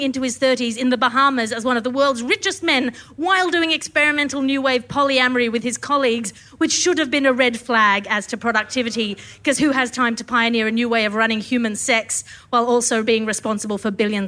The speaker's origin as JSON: {"language": "English", "area": "the Premier State", "region": "New South Wales", "country": "Australia", "said": "I'm from the Premier State"}